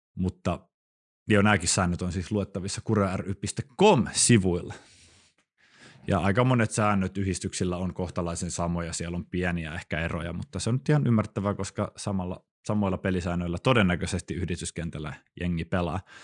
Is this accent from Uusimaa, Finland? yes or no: yes; Helsinki, Uusimaa, Finland; now in Kuopio, Finland; Stadikin on pieni paikka, mistä mä siis kotoisin